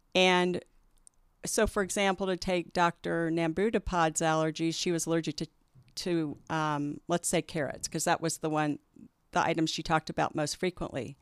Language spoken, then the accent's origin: English; Kansas City, United States; also born or lived in Denver; I was born and raised in Kansas City